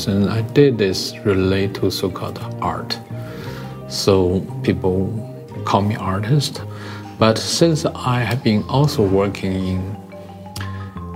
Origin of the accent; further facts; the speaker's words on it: Xinjiang, China; English is a second language; moved away as an adult; also born or lived in Beijing, China; now in Berlin, Germany; I grew up in Xinjiang province, which is Gobi Desert, and spent about 18 years in that location